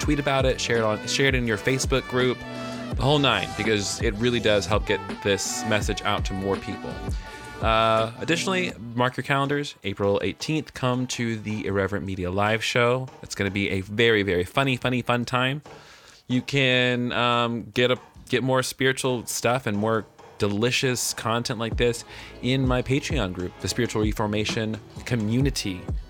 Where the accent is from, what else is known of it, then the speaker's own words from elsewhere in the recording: the South, United States; accent: Southern; I almost said The Wonder and Mystery of Being because I'm really in my Southern accent today.